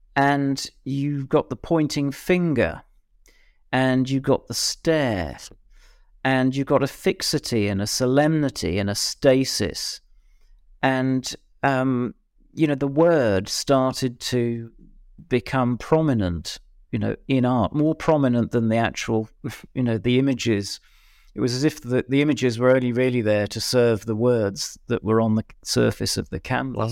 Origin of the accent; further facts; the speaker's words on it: Birmingham, West Midlands, United Kingdom; I'm from Birmingham